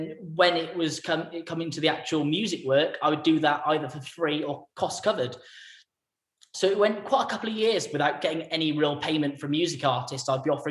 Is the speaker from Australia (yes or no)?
no; England, United Kingdom; also born or lived in Weston-super-Mare; I was from England, I think, that I wasn't from on his doorstep